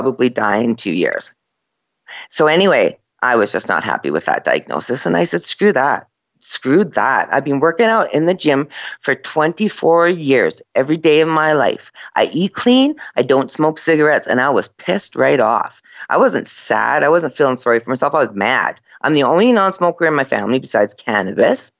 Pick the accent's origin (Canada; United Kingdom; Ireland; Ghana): Canada; Red Lake, Ontario; I was born in Red Lake, in this small little Indian village in Ontario